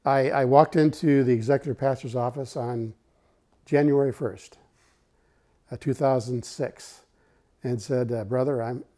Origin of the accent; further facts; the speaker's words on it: Michigan, United States; also born or lived in Seattle; now in Northern Kentucky, United States; We're actually from Michigan originally.